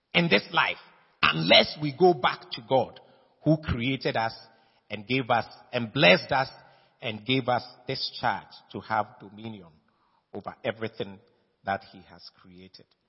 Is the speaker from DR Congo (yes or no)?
no; Ghana; I am a Ghanaian. My father and my mother were Ghanaians. I was born in Ghana by Ghanaian parentage